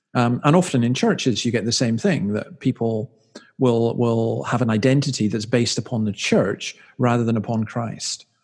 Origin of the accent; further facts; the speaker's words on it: Scotland, United Kingdom; moved away as an adult; now in Australia; I'm from Scotland